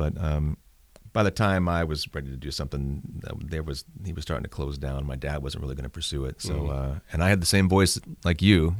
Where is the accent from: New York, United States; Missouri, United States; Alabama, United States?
Missouri, United States; St. Louis; St. Louis. St. Louis County.